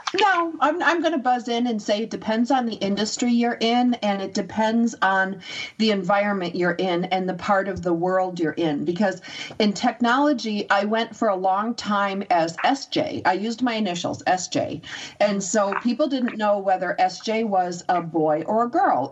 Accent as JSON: {"language": "English", "country": "United States", "said": "I'm American"}